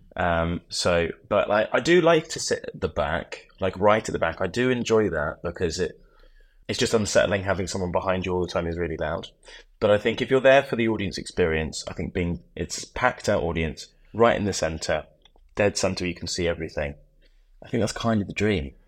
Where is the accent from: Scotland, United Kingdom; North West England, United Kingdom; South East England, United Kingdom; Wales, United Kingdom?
South East England, United Kingdom; Oxford; now in London, United Kingdom; I grew up in Oxford, so I went back to Oxford